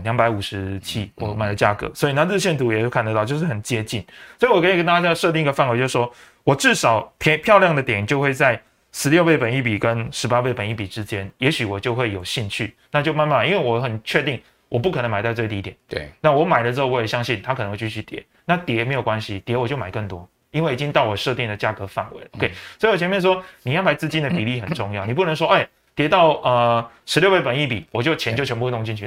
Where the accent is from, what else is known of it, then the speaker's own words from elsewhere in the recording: Taiwan; 甚至我们台湾人经济奇迹